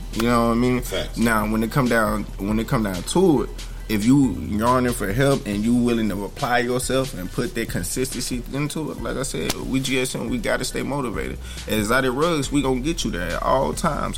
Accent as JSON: {"language": "English", "region": "Alabama", "country": "United States", "tie": "born or raised there", "also_born_or_lived": "Memphis, Tennessee", "said": "I'm originally from Memphis, Tennessee. Um, I grew up in Alabama, so I'm a little cornbread fed"}